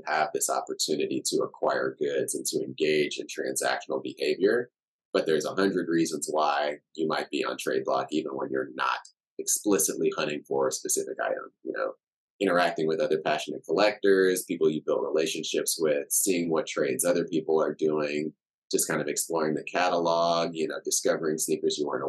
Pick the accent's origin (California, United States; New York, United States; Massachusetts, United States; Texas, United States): Texas, United States; Houston; also born or lived in Cameroon / Chicago; now in Austin, United States; I grew up in Houston. I got a lot of love for Houston